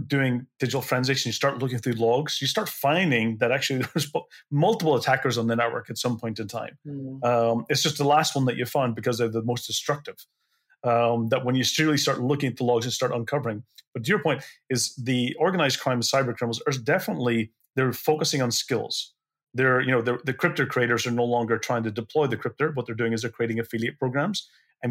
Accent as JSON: {"language": "English", "town": "Belfast", "region": "Northern Ireland", "country": "United Kingdom", "tie": "born or raised there", "said": "I grew up in Belfast."}